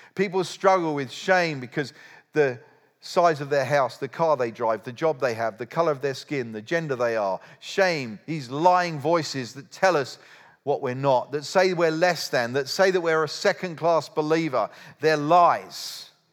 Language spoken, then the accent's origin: English; United Kingdom; I'm a Brit